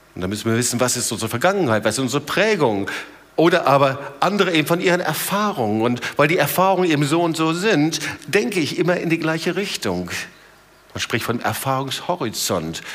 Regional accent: Germany; bei uns in Deutschland

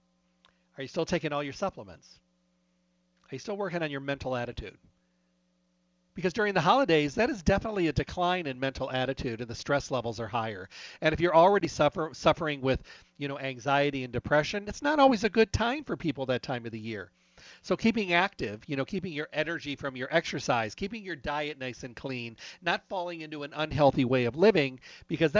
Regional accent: Midwest, United States; moved away; I was raised in the Midwest, but my blood is way too thin

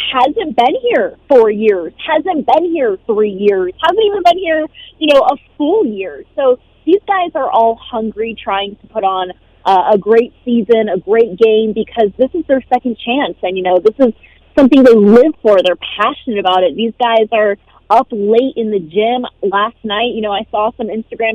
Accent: San Diego, California, United States; now in Las Vegas, United States; I'm a SoCal San Diego girl

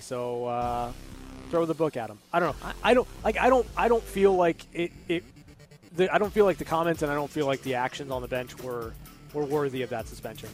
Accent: United States; as an American

